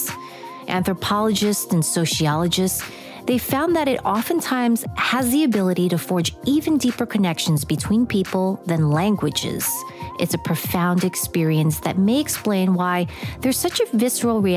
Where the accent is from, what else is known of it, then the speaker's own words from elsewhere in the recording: New York City, New York, United States; Growing up in New York, I would take the subway from Queens to the Tower Records on 4th and Broadway in Manhattan